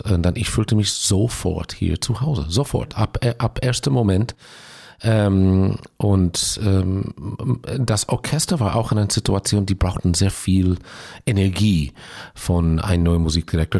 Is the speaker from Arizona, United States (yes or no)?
no; Los Angeles, California, United States; German is a second language; moved away as an adult; also born or lived in Israel; now in Bochum, Germany; ich bin aufgewachsen und ausgebildet in, in Los Angeles, aber als ähm, 21-Jähriger bin ich nach Israel emigriert